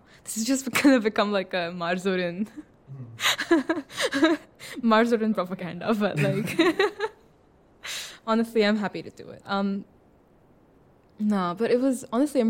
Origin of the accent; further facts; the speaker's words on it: Pune, Maharashtra, India; moved away; I'm from Pune